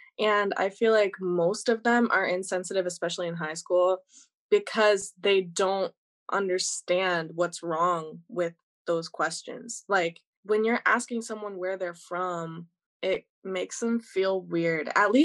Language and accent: English; United States; I was born here, so I'm from here. My parents aren't from here and stuff like that.